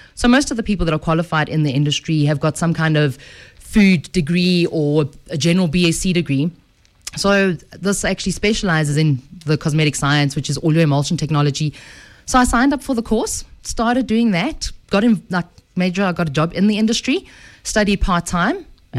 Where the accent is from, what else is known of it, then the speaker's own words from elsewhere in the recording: Edenvale, Gauteng, South Africa; I'm a girl from the Vale, from good old Eden Vale.